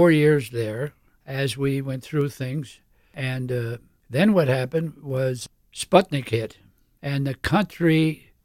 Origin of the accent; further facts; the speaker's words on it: Wilkes-Barre, Pennsylvania, United States; also born or lived in Binghamton, New York; we grew up in Wilkes-Barre, right off of Cary Avenue